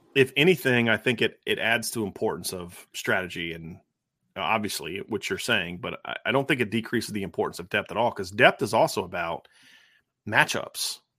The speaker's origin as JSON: {"language": "English", "region": "Ohio", "country": "United States", "tie": "born or raised there", "moved": "yes", "said": "I, I grew up in Ohio"}